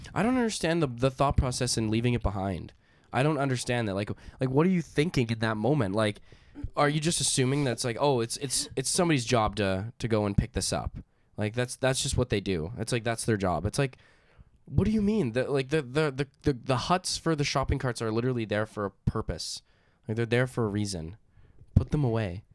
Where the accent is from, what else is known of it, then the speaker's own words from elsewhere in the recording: Canada; we're from Canada